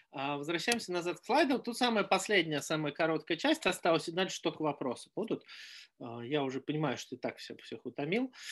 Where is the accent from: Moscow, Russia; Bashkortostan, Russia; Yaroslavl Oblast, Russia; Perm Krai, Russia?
Moscow, Russia; born there; я родился в Москве в 70-м на краю города.